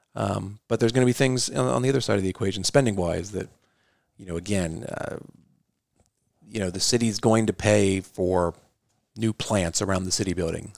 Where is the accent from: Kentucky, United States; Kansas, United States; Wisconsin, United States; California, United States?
Kentucky, United States; Northern; also born or lived in New York City; I grew up in Northern Kentucky. Family is originally from the East Coast, New York City, where I was born, but landed in Northern Kentucky when I was about seven years old.